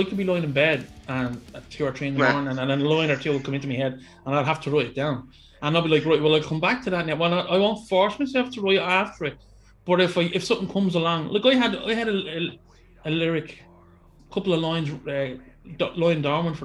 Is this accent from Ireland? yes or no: yes; Ireland; we're fucking Irish